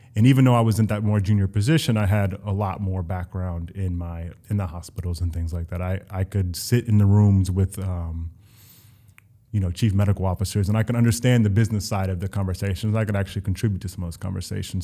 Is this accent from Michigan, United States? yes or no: no; Columbus, Ohio, United States; moved away as an adult; also born or lived in Ithaca, New York / Miami, Florida; now in New York, United States; I'm, I'm originally from Columbus, Ohio